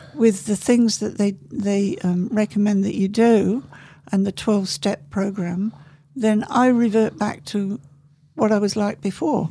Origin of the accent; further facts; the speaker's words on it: England, United Kingdom; I was born in England